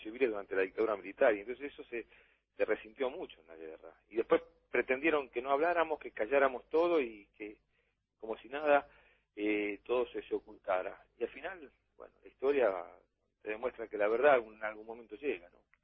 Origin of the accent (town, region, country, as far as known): Argentina